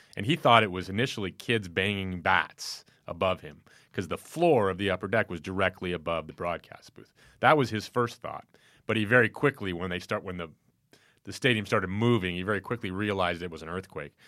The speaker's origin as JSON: {"language": "English", "town": "Chicago", "region": "Illinois", "country": "United States", "tie": "born or raised there", "moved": "yes", "lives_now": "Northern California, United States", "said": "I grew up in Chicago."}